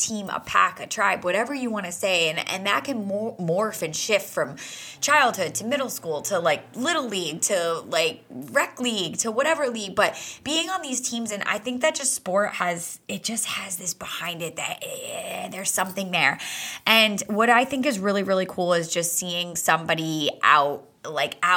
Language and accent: English; New England, United States; I grew up in New England